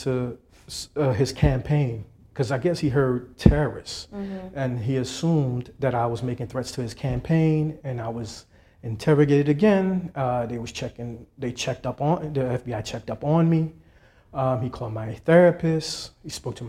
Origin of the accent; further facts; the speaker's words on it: Trinidad & Tobago; now in United States; I'm from Trinidad.